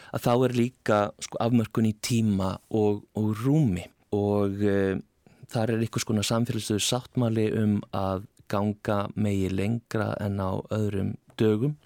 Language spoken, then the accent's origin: Icelandic; Iceland; Við erum greinilega Íslandingar